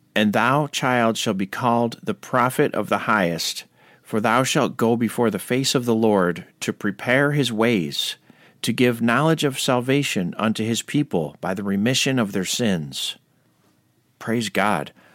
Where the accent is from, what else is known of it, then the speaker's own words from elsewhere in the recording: Ireland; I'm an Irishman